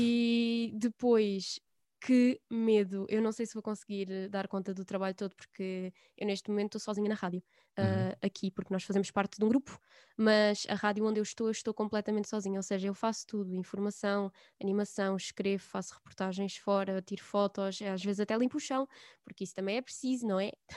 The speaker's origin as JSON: {"language": "Portuguese", "region": "Alentejo", "country": "Portugal", "tie": "born or raised there", "said": "no local onde eu estou, onde eu vivo agora e onde nasci e onde cresci"}